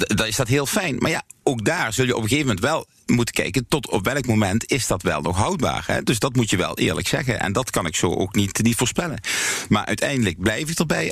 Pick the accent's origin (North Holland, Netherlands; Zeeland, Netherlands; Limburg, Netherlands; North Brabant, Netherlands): Limburg, Netherlands; zeg ik dan maar even als Limburger